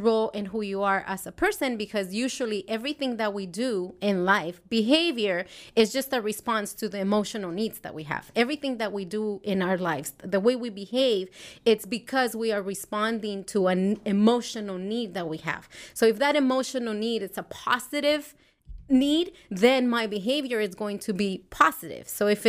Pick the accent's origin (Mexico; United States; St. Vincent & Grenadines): Mexico; And I think I grew up in Mexico, and it wasn't a very fun family.